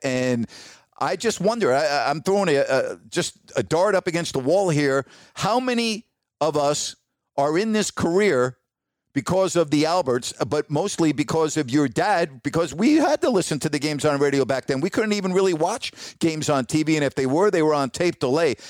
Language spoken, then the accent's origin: English; Syosset, New York, United States; growing up on Long Island during that period of time